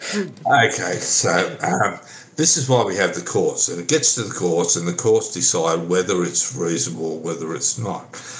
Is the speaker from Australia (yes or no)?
yes; Sydney, New South Wales, Australia; I went to school in Sydney.